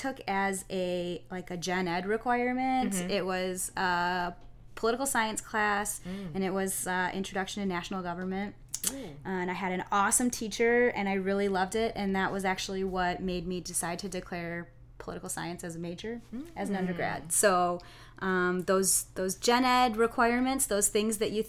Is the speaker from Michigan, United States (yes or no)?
yes; Kalamazoo, Michigan, United States; I grew up here in Kalamazoo, so Western was in my backyard